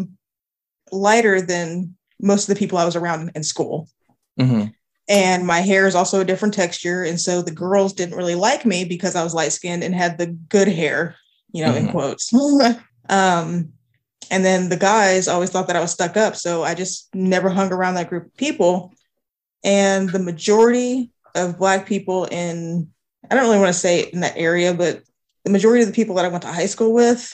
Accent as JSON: {"language": "English", "town": "Altus", "region": "Oklahoma", "country": "United States", "tie": "born or raised there", "said": "I grew up in Altus, Oklahoma, which is in the southwest corner of Oklahoma, about 10 miles from the Texas border"}